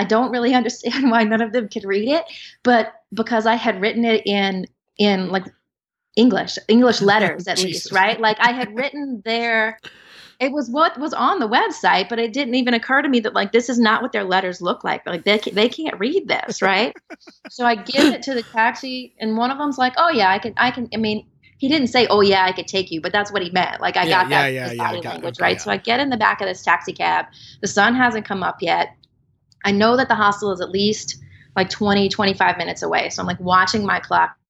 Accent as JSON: {"language": "English", "region": "South Louisiana", "country": "United States", "tie": "born or raised there", "moved": "as an adult", "lives_now": "Austin, United States", "said": "growing up in South Louisiana, I thought everybody was Roman Catholic"}